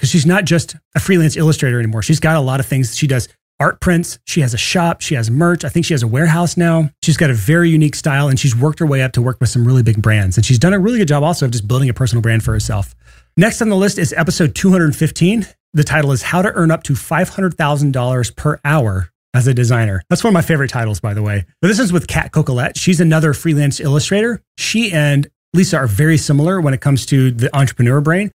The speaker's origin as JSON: {"language": "English", "region": "Alabama", "country": "United States", "said": "I'm from Alabama"}